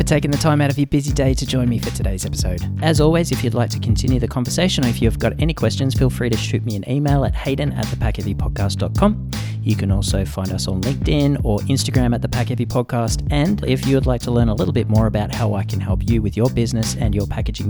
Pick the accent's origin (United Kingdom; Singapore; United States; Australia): Australia; I'm from Australia, right? So like American culture is so ingrained in our TV that I grew up